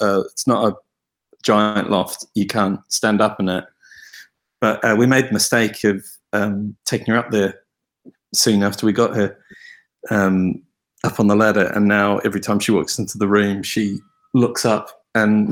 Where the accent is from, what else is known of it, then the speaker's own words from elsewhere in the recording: New Zealand; now in United Kingdom; I grew up in New Zealand.